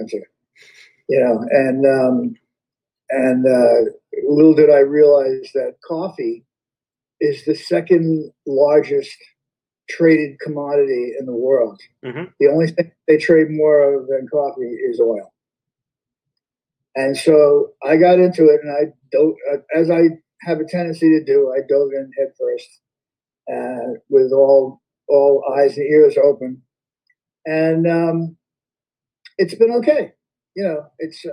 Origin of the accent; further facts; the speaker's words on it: Yonkers, New York, United States; accent: Yonkers; I grew up in Westchester, in Yonkers